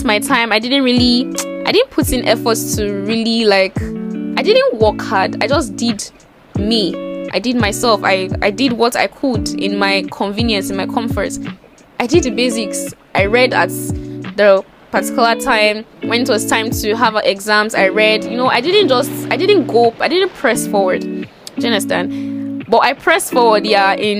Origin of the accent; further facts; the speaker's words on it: Nigeria; also born or lived in Lagos / Ota, Ogun State; I'm a Nigerian, and I reside in Lagos